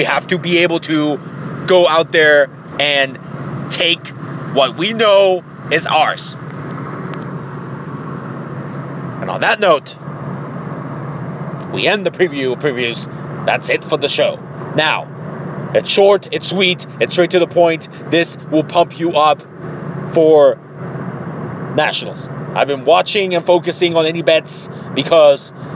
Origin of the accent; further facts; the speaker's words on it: Tijuana, Baja California, Mexico; now in Columbus, United States; my hometown in Tijuana